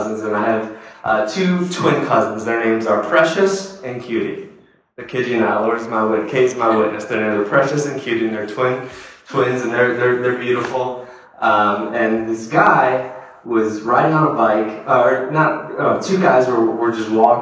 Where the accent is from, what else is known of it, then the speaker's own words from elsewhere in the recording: South Windsor, Connecticut, United States; we grew up in a suburb